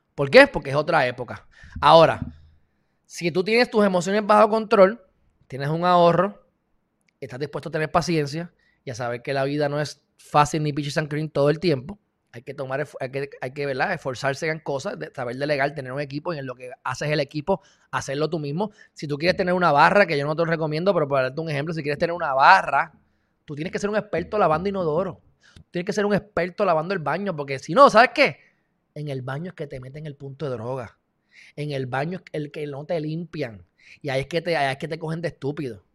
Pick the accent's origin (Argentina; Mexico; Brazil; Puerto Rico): Puerto Rico; yo soy de Puerto Rico